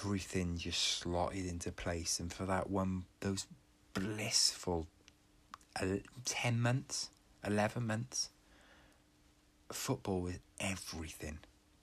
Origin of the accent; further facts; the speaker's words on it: Wales, United Kingdom; being a Welshman